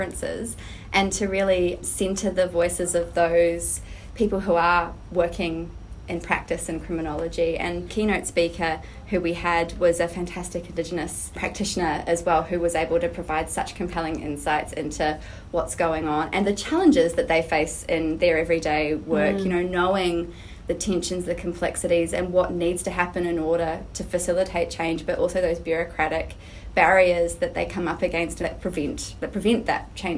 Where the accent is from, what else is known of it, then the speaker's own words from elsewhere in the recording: New Zealand; now in Australia; I'm actually originally from Aotearoa, New Zealand, but have lived in Australia for a number of years now.